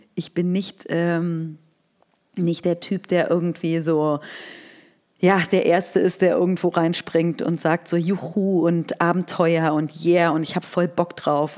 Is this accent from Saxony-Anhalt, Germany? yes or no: no; Berlin, Germany; also born or lived in Scotland; ich bin 1981 in Berlin geboren. Ich ähm, bin hier aufgewachsen